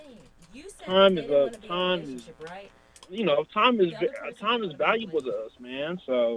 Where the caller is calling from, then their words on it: Kansas City, United States; I'm calling from Kansas City right now.